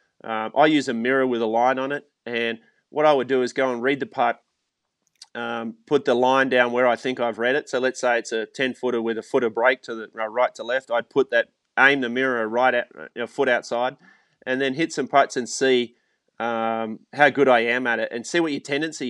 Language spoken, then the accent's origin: English; Australia; the club I grew up at in Australia